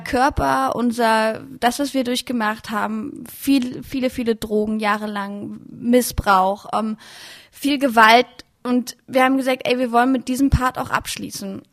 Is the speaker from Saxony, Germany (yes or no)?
yes; Leipzig, Saxony, Germany; Ich bin in Leipzig geboren, war dort total viel in der Techno- und Clubszene unterwegs